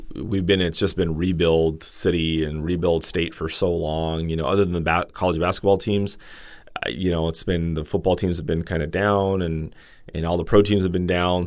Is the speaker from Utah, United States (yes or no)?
no; Los Angeles, California, United States; I'm from L